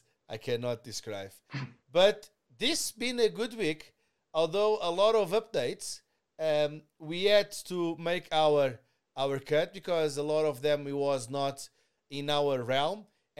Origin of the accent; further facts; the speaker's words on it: Canada; We are truly Canadian